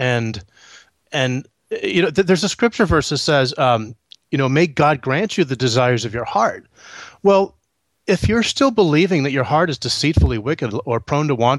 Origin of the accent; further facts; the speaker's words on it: Northeast, United States; moved away; also born or lived in Florida; We're actually from the Northeast originally